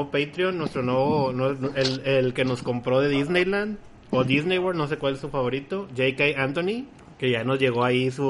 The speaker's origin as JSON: {"language": "Spanish", "town": "Guadalajara", "region": "Jalisco", "country": "Mexico", "said": "eh, soy de Guadalajara, eh, tengo 35 años y soy alcohólico."}